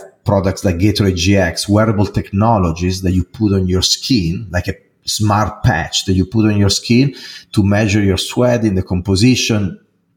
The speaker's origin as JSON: {"language": "English", "country": "Italy", "tie": "born or raised there", "second_language": "English", "moved": "yes", "lives_now": "United States", "said": "as you probably can hear from my accent, I'm not American, even though I'm an American citizen right now, but I am Italian. I was born there and I grew there"}